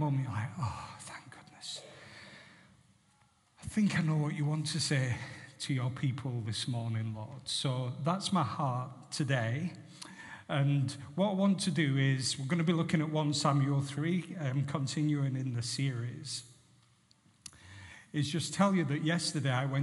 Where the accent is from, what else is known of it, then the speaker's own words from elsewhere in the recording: Barrow-in-Furness, North West England, United Kingdom; I was brought up in Barrow Infirmary